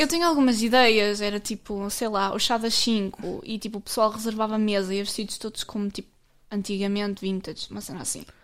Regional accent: Portugal; Eu sou do Alvar, portanto, Alvar.

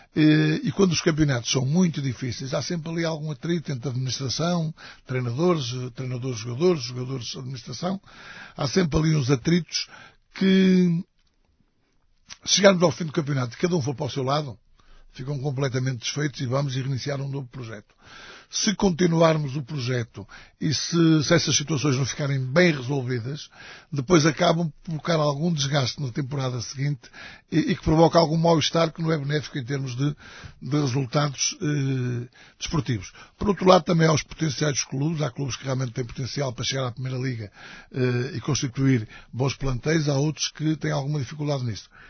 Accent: Matosinhos, Norte, Portugal; also born or lived in Portimão; é o clube da minha terra

